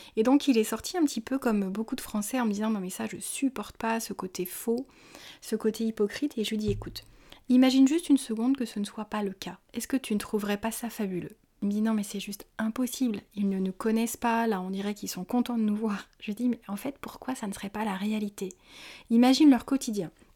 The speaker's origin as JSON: {"language": "French", "country": "France", "said": "en tant que Français"}